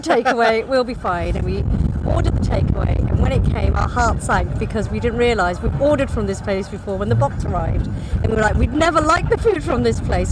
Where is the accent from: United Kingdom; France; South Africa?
United Kingdom; we're British and we're British Indian